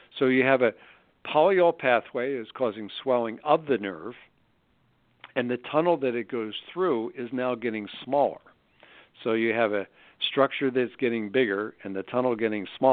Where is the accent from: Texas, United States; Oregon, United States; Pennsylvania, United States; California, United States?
Pennsylvania, United States; Philadelphia; now in Scottsdale, United States; I'm from Philly